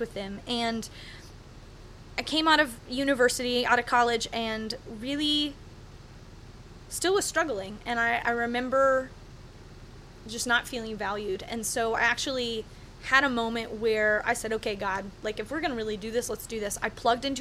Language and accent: English; Michigan, United States; moved away as an adult; also born or lived in Nashville, Tennessee / Cape Town, South Africa; I'm a 32-year-old woman who grew up in Michigan